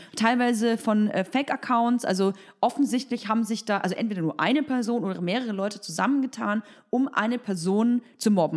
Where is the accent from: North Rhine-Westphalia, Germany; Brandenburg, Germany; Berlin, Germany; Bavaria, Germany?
Berlin, Germany; ich komme aus Berlin